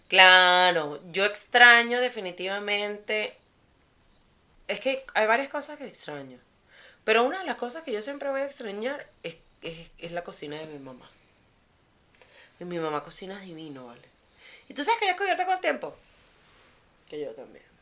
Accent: Venezuela; born or raised there; moved away

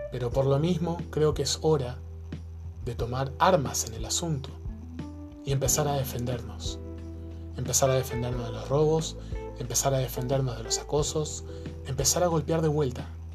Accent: Argentina; now in Chile; yo soy argentino, vivo en Chile hace muchos años

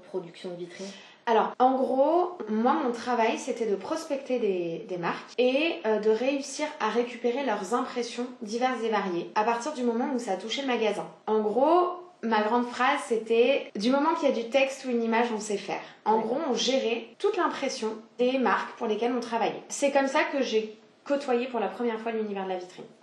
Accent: south-east France, France; moved away as an adult; now in Paris, France; j'ai 27 ans. je suis originaire du sud-est de la France. D'accord. Très chauvine. je suis arrivée à Paris il y a maintenant un peu plus de 6 ans.

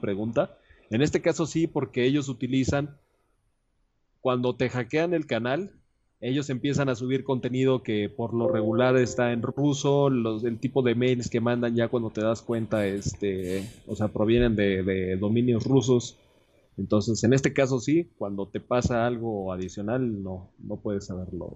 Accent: Mexico; Yo soy de México

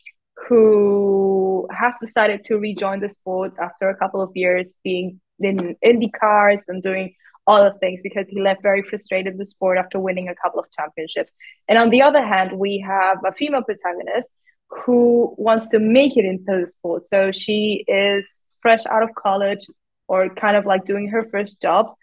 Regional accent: Spain; I come from Spain.

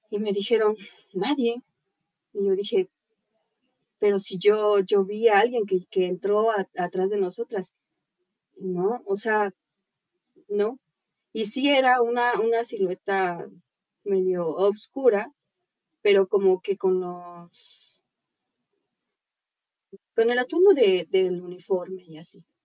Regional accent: Puebla, Mexico; Yo soy de Puebla, tengo 23 años de edad. Soy maquillista, actriz, bueno, actriz primeriza.

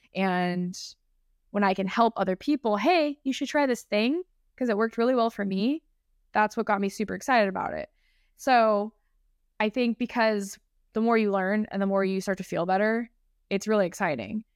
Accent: San Diego, California, United States; I'm from San Diego

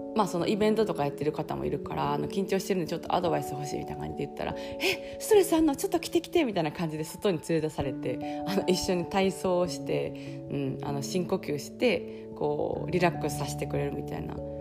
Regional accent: southern Osaka, Japan; moved away as an adult; now in South of France, France; 私あの南大阪あの出身だから

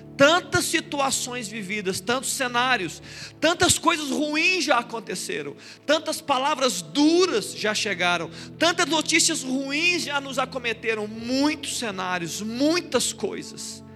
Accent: Brazil; eu sou brasileiro

